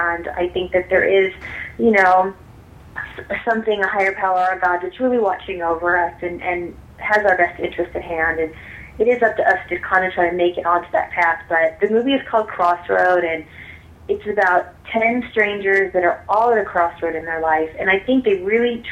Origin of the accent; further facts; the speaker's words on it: Illinois, United States; now in Los Angeles, United States; I'm originally from the Midwest. I'm from Illinois